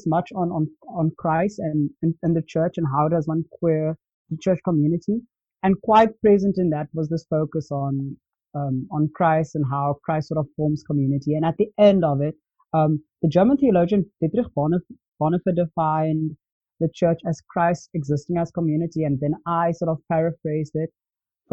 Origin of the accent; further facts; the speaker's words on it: Cape Town, Western Cape, South Africa; I grew up in Cape Town